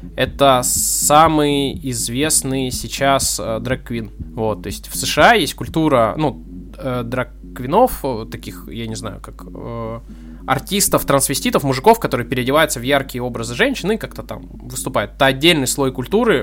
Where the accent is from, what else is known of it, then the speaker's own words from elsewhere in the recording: Arsenyev, Primorsky Krai, Russia; я вырос э, в Арсеньеве